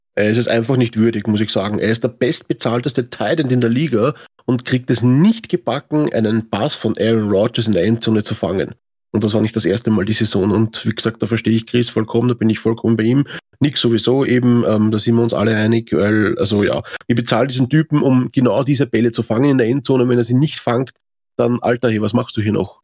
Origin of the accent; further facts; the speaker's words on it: Austria; Das gibt es bei uns in Österreich